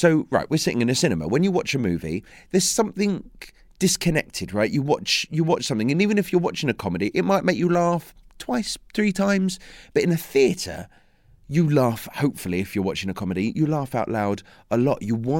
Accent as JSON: {"language": "English", "region": "London", "country": "United Kingdom", "said": "Yeah, I'm a Londoner, yeah, Essex boy."}